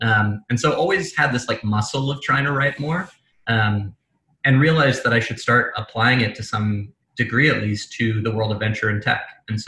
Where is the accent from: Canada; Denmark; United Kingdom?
United Kingdom; England; accent: American; moved away as an adult; now in United States; Despite my very American accent, I grew up in England, came to America when I was 18. My mother's American, so I always spoke an American accent at home.